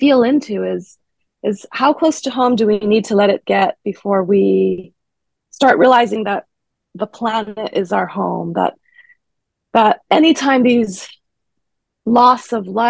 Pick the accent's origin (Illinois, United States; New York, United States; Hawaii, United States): Hawaii, United States; Honolulu; moved away as an adult; now in Davis, United States; Born and raised in Honolulu, Hawaii